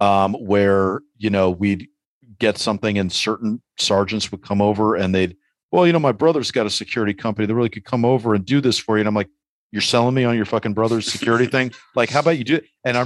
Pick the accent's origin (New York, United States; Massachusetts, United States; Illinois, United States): New York, United States; New York City; growing up in New York City in the 80s, like I used to look out the window every time I heard police sirens.